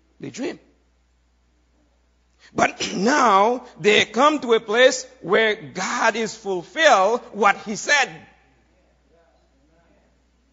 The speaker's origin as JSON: {"language": "English", "country": "Haiti", "moved": "as an adult", "lives_now": "United States", "said": "I am Haitian, right? How many of you know that? I come from Haiti, you know, a few years ago"}